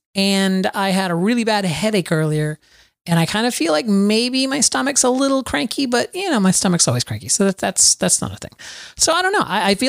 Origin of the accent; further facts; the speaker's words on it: Florida, United States; Florida. Rain lasts for minutes in Florida and then it stops.